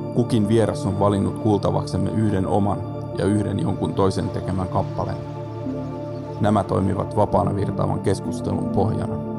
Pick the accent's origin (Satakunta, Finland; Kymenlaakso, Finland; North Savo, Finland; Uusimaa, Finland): Satakunta, Finland; Pori; also born or lived in Rauma; pidän itseäni perusporilaisena